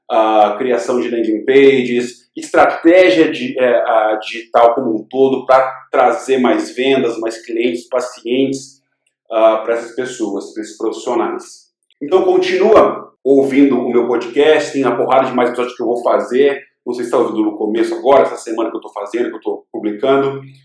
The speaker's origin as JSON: {"language": "Portuguese", "town": "Londrina", "region": "Paraná", "country": "Brazil", "said": "é de Londrina, de onde eu sou, que do interiorzão do Paraná"}